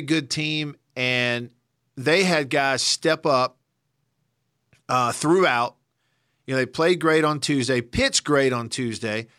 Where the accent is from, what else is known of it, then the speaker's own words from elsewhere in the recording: Tupelo, Mississippi, United States; my hometown of Tupelo